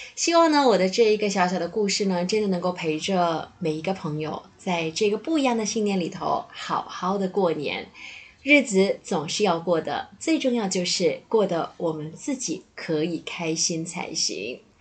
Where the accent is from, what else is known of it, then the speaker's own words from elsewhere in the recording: Malaysia; moved away; also born or lived in Taipei, Taiwan; 作为一个马来西亚人